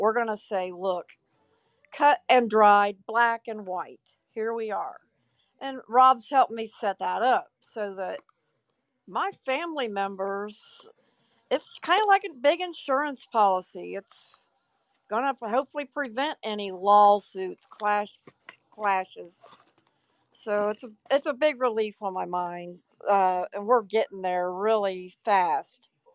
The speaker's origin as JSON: {"language": "English", "region": "Ohio", "country": "United States", "said": "I'm from Ohio"}